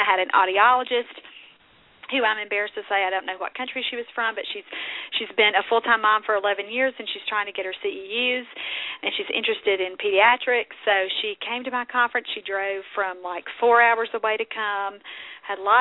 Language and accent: English; the South, United States; accent: southern; don't knock my southern accent.